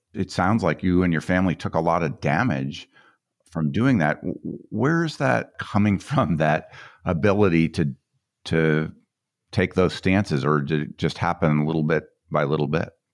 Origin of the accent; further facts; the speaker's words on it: Colorado, United States; I grew up in Colorado